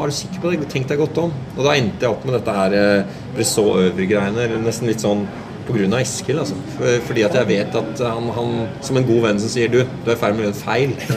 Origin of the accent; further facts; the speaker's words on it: Norway; jeg vokste opp i Norge